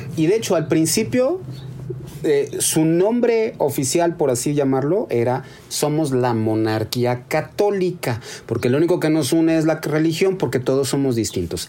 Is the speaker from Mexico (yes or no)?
yes; Mexico; Somos indígenas y somos españoles y nos hemos convertido en mexicanos